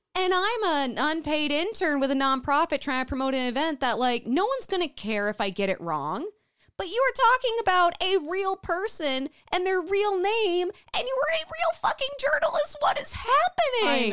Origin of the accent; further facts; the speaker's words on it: Minnesota, United States; we are from Minnesota